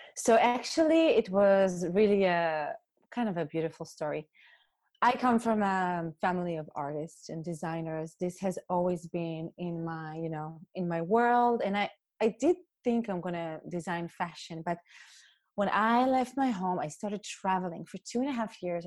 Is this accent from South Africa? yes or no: no; Israel; moved away as an adult; also born or lived in New York City; now in Germany; I was raised raised in Israel in a community